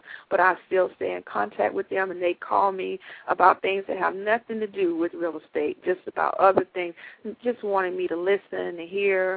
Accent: Georgia, United States; I grew up in Georgia

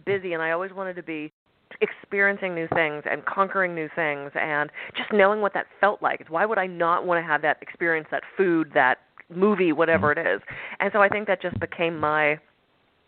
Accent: Pittsburgh, Pennsylvania, United States; I was born in Pittsburgh, go Steelers

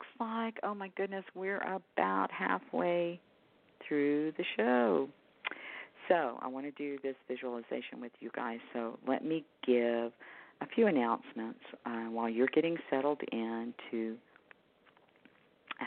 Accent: Houston to Galveston, Texas area, United States; moved away; I've relocated back to my hometown where I was born and raised

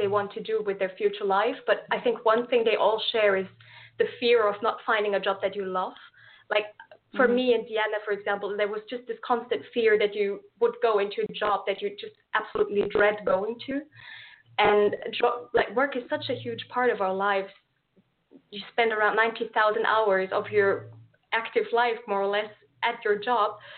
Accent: Austria; English is a second language; moved away as an adult; now in Lisbon, Portugal; as you might be able to tell from my accent, I'm not from Portugal myself. I'm from Austria

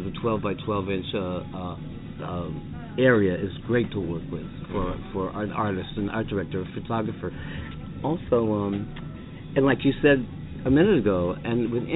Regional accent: Cheshire, Connecticut, United States; also born or lived in Meriden, Connecticut; I was born in Meriden, but I grew up, my dad's business was in Meriden, but I grew up in Cheshire

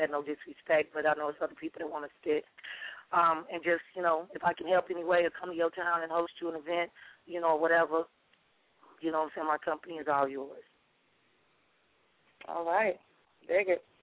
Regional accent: Sicily, Italy; also born or lived in Chicago; now in Dallas, United States; I grew up in I was born in Sicily

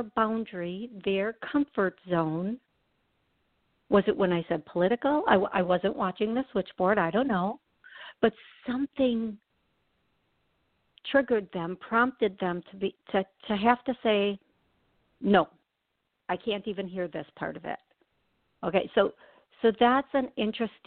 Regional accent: Wisconsin, United States; I'm from Wisconsin.

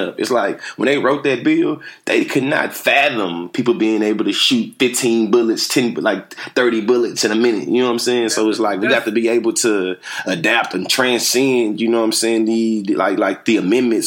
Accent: Bryan, Texas, United States; growing up in Bryan College Station

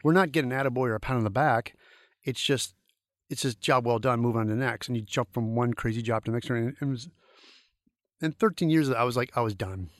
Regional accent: St. Louis, Missouri, United States; moved away; my hometown Saint Louis

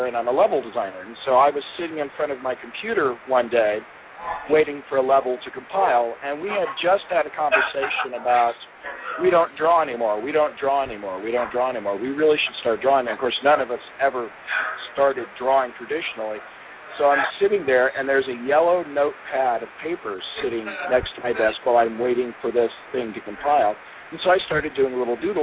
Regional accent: Oklahoma, United States; moved away as an adult; also born or lived in Muskogee, Oklahoma / Owasso, Oklahoma / Texas; now in Mesa, United States; I grew up in Oklahoma for the most part. Started off in Muskogee, Oklahoma

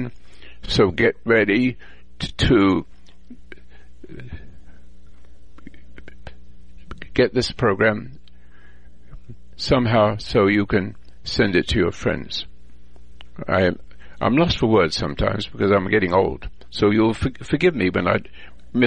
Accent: England, United Kingdom; now in United States; I was born in England, and I'm a veteran from World War II

